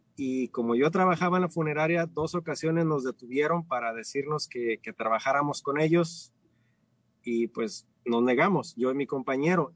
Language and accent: Spanish; Ciudad Guzmán, Jalisco, Mexico; moved away as an adult; now in United States; soy de México, nací en la Ciudad Guzmán, cerca de, hacia el sur del estado, cerca de la costa